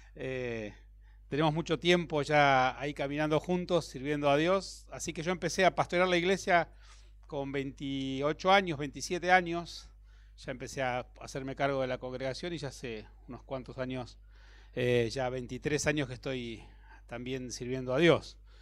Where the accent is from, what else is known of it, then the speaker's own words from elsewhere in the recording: Bahía Blanca, Buenos Aires Province, Argentina; moved away as an adult; now in Buenos Aires, Argentina; nací en Bahía Blanca, así que vine a Buenos Aires como un, alguien del interior